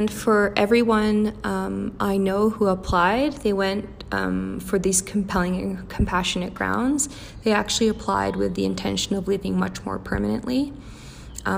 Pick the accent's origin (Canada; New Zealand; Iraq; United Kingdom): Canada; also born or lived in Australia; now in Mexico; I'm Canadian